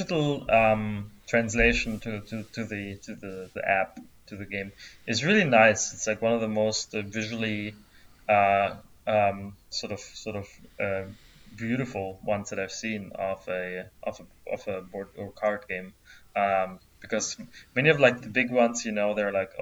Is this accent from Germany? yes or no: yes; Germany; I'm from Germany